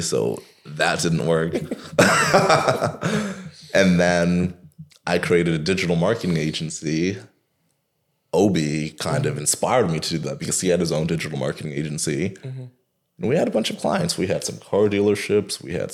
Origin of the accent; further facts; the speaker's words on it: Toronto, Ontario, Canada; I am a kid from Rexdale